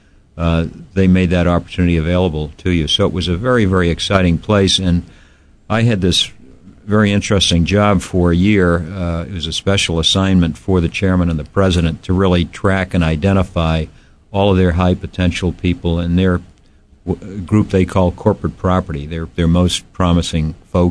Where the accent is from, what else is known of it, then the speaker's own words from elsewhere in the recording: Boston, Massachusetts, United States; moved away as an adult; also born or lived in Virginia / New York; now in Hawaii, United States; I was born and raised in the great city of Boston, and grew up in New England.